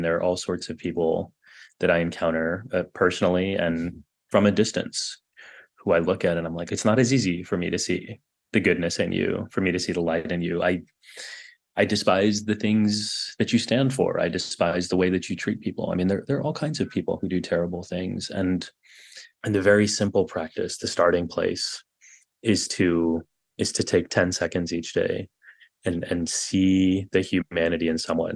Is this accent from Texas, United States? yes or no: yes; Texas, United States; I grew up in Texas